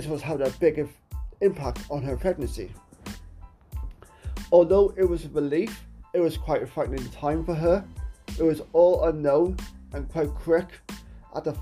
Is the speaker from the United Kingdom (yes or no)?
yes; Wales, United Kingdom; my home country of Wales